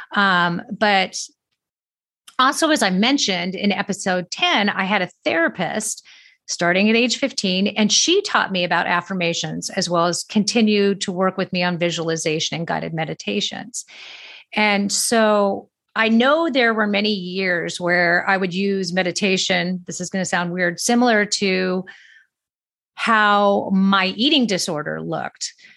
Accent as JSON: {"language": "English", "town": "Manhattan Beach", "region": "California", "country": "United States", "tie": "born or raised there", "moved": "yes", "said": "I grew up in Manhattan Beach, California"}